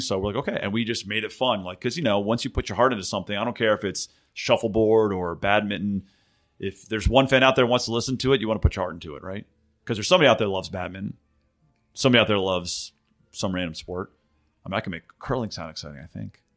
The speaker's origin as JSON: {"language": "English", "town": "Philadelphia", "region": "Pennsylvania", "country": "United States", "tie": "born or raised there", "accent": "Philly", "moved": "yes", "said": "I grew up in Philly"}